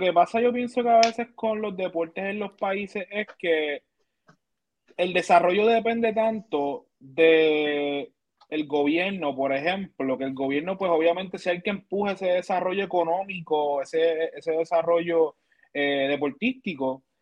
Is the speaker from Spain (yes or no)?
no; Manatí, Puerto Rico; Yo soy de Manatí